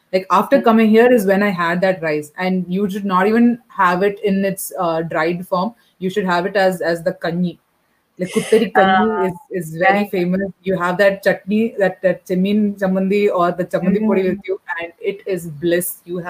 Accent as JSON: {"language": "English", "country": "Bahrain", "tie": "born or raised there", "said": "I was not very familiar because I was brought up in Bahrain."}